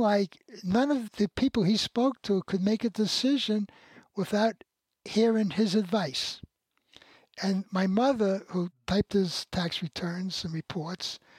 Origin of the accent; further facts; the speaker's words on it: New York City, New York, United States; I grew up in the Bronx